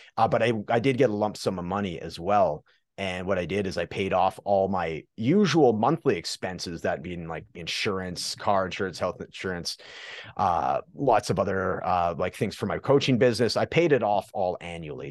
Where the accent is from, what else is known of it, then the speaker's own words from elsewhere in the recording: Prince George, British Columbia, Canada; I'm from uh, Prince George, British Columbia, Canada